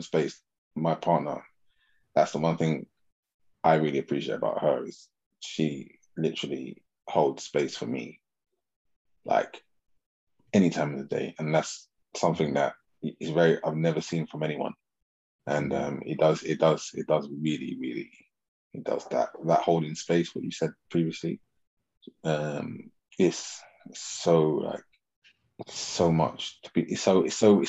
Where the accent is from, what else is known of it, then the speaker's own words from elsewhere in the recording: England, United Kingdom; I'm from England, we say EZ in it.